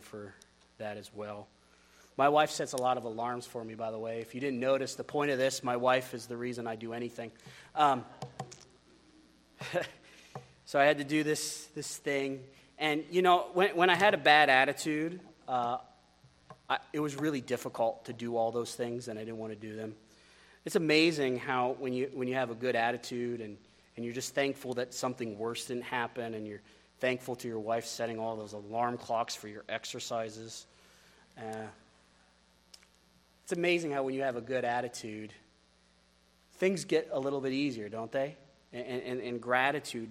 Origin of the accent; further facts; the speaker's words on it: United States; as an American